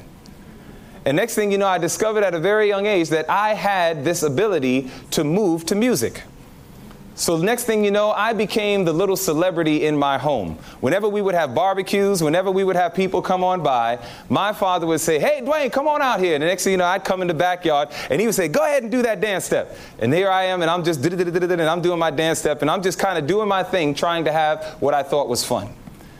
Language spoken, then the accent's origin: English; New York City, New York, United States; I was born and raised in Queens, New York